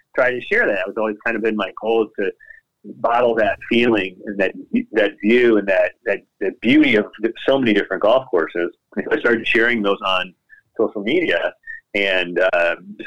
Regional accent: Indiana, United States; where I was born in Indiana

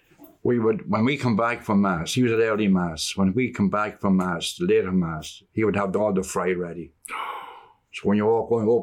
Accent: Dundalk, County Louth, Ireland; growing up in Fatima

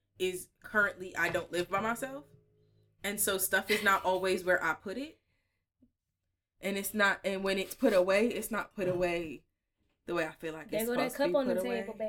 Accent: Pennsylvania, United States; also born or lived in New York; When I switched from elementary school and I moved from New York to Pennsylvania

